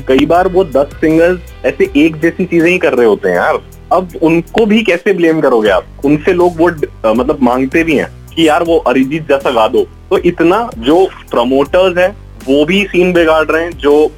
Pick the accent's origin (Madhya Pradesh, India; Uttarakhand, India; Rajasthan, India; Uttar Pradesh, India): Madhya Pradesh, India; Indore; also born or lived in Mumbai; मैं इंदौर से हूँ तो इंदौर आ चुका हूँ मैं घर पे